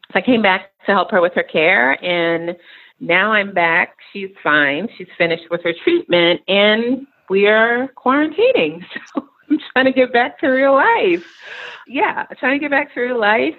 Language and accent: English; New York City, New York, United States; moved away as an adult; also born or lived in Nairobi, Kenya; I am a New York City girl, so I grew up in New York City, Queens, New York